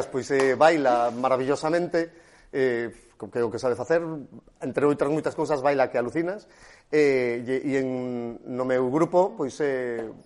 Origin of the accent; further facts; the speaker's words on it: Galicia, Spain; eu estou directamente emocionado e como galego agradecido o voso traballo.